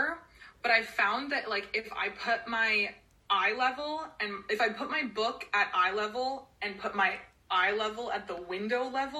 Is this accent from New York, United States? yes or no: no; New Jersey, United States; I grew up in New Jersey